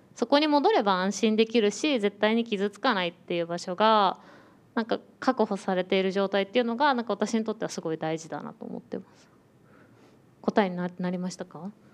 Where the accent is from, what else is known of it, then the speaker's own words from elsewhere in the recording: Tokyo, Japan; 私も東京生まれ東京育ちで